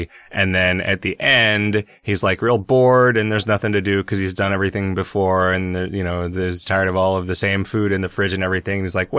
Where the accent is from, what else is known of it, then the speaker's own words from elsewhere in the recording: Illinois, United States; I remember watching a community theater play in the tiny town that I grew up in Illinois with my grandmother.